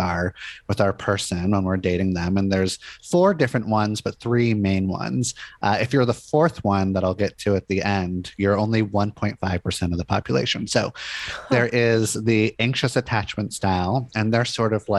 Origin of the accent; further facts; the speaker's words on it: Los Angeles, California, United States; moved away as an adult; now in Portland, United States; I grew up in Los Angeles